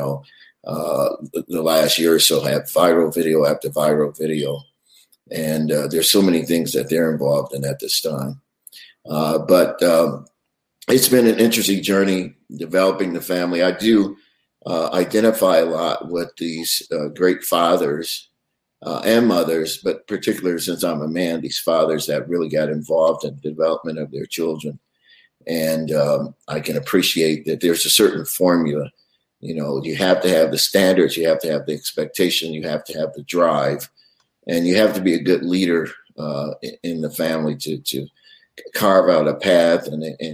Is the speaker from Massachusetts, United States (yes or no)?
no; Detroit, Michigan, United States; moved away as an adult; now in New York, United States; I grew up also in a musical family, and all of my sisters and brothers were singers, and we sang in choirs. And we started in Detroit. I was born in Detroit